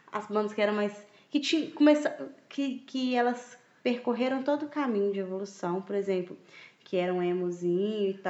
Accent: Minas Gerais, Brazil; sou muito mineiro

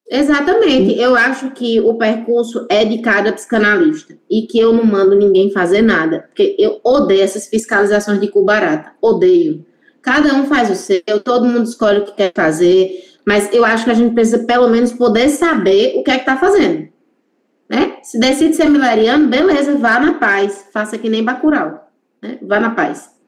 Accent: interior of Pernambuco, Brazil; Eu sou nordestina

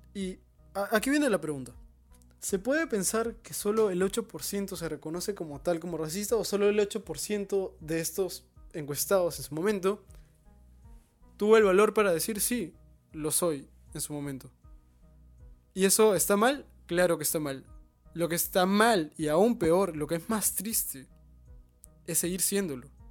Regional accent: Peru; Somos peruanos

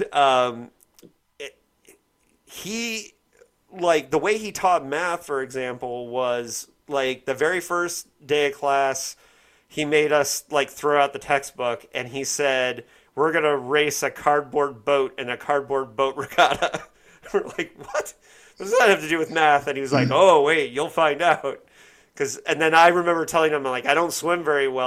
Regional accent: Bloomington, Indiana, United States; I was growing up in Bloomington, Indiana

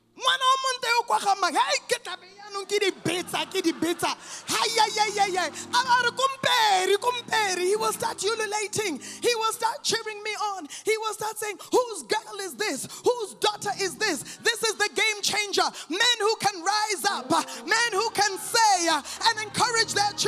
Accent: Canada; moved away; also born or lived in Botswana; I'm sure you can tell a little bit by my accent, I grew up in Canada.

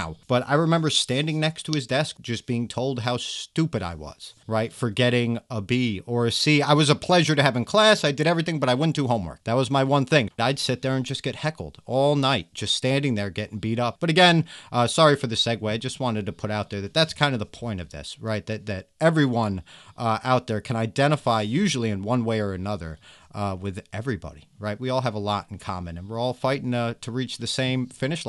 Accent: New York, United States; also born or lived in New Jersey; I come from New York

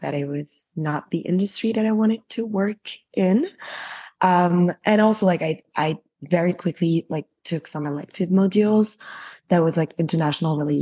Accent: Paris, Île-de-France, France; moved away as an adult; also born or lived in London / New York; now in Tel Aviv, Israel; I'm French and I was born in Paris and I grew up in Paris until I was like 17.

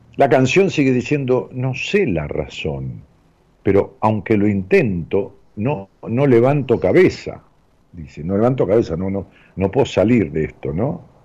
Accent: Ramos Mejía, Buenos Aires Province, Argentina; moved away as an adult; now in Buenos Aires, Argentina; algo más de 50 años de vivir en, mi pueblo, allá en Ramos Mejía, en el Gran Buenos Aires.

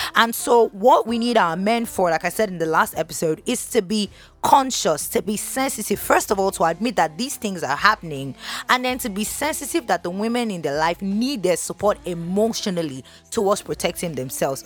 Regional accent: Nigeria; being a Nigerian woman

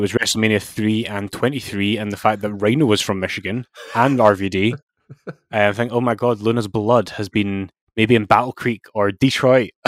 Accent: Scotland, United Kingdom; as Scottish fans

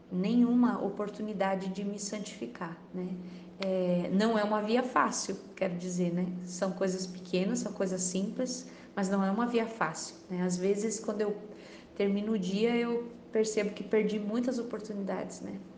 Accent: Janaúba, Minas Gerais, Brazil; sou de Janaúba, Minas Gerais.

